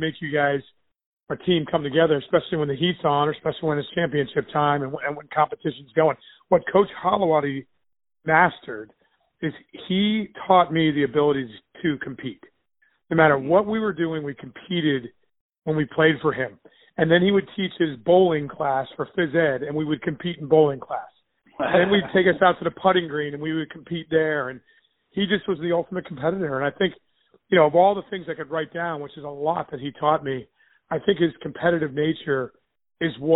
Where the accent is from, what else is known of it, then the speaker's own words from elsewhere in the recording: New Jersey, United States; moved away as an adult; I grew up in New Jersey, went to Kittatinny High School up in Sussex County